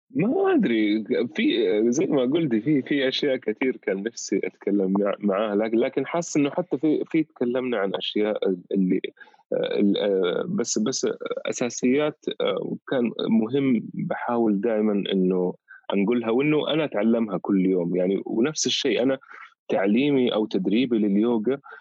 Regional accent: Saudi Arabia; احنا كاولاد بلد هنا

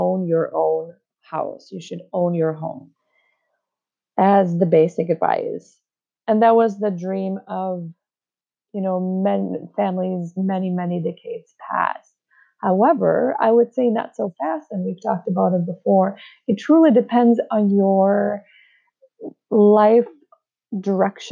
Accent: Czechia; moved away as an adult; now in United States

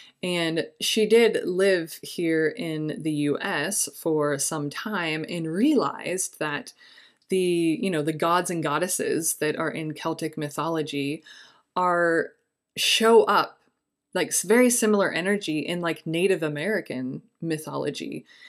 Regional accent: Egypt; I grew up in Egypt. A lot of the symbols and folk are related to harvest and springtime

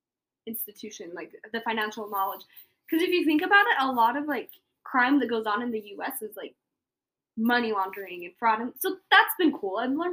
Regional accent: Tooele, Utah, United States; also born or lived in Salt Lake City, Utah; But I was raised in Tooele, Utah. I was born in Salt Lake, but my parents lived in Tooele.

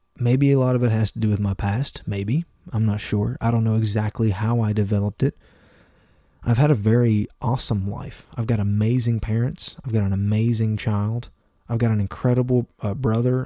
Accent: Appalachia, United States; I'm from Appalachia, okay? I'm from a southern state, and I'm from the southern part of that state.

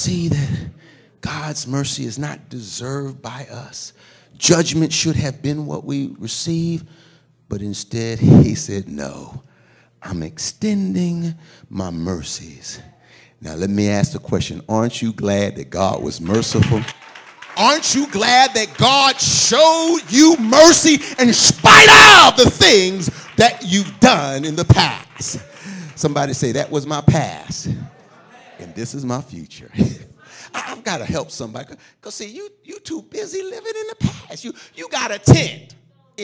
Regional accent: Philadelphia, Pennsylvania, United States; I come from Philadelphia. When I was a young man, I went to more funerals than I ever have as an adult

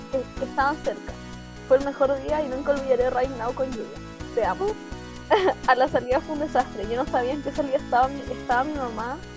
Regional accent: Valparaíso, Chile; Soy de Valpo, así que mis amigas se quedaron a dormir en mi casa la noche antes

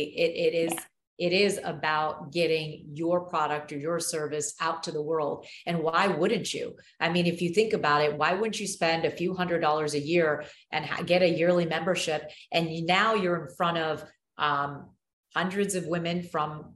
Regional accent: United States; I'm American, very proud to be American

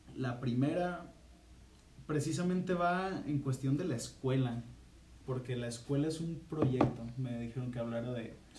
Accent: Guadalajara, Jalisco, Mexico; somos de, aquí de Guadalajara.

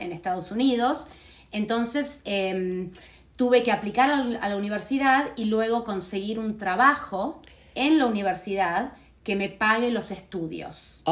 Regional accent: Buenos Aires, Argentina; first language Spanish; moved away as an adult; now in United States; yo me crié en Argentina. Sí. Hasta los 22 años.

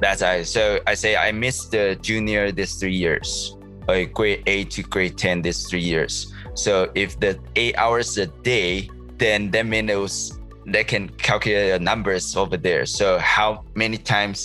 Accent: Taichung, Taiwan; English is a second language; moved away as an adult; also born or lived in Kaohsiung, Taiwan; now in Vancouver, Canada; my high school is not in my hometown. I live in the city of Taichung, which is the middle of Taiwan

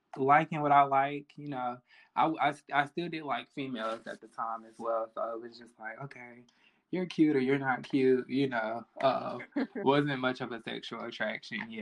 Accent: Charlotte, North Carolina, United States; I am from the South, Charlotte, North Carolina. So growing up in like middle school and elementary

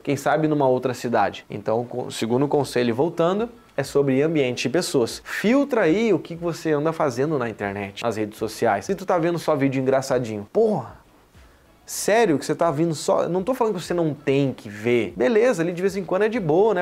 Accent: Porto Alegre, Rio Grande do Sul, Brazil; also born or lived in São Paulo; now in Florianópolis, Brazil; eu nasci em Porto Alegre. Eu já morei em vários lugares, morei em São Paulo, estou morando aqui, né, depois em Floripa

